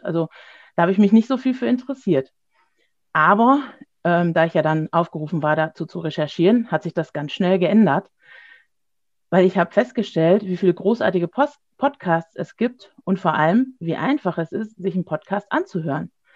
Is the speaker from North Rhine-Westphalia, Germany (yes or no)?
yes; Gescher, North Rhine-Westphalia, Germany; Ich komme aus Gescher, das liegt im Kreis Borken im Münsterland